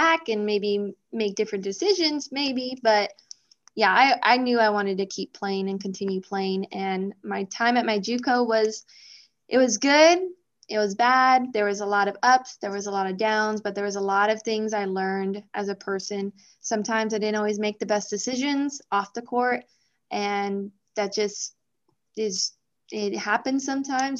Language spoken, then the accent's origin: English; El Paso, Texas, United States; moved away as an adult; also born or lived in Nebraska; I'm from El Paso, Texas. We're called the Sun City